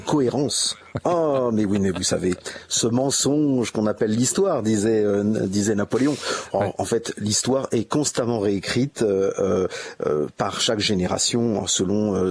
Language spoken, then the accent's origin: French; Meaux, Île-de-France, France; je suis né à Meaux, qui est une région qui est marquée, finalement par l'histoire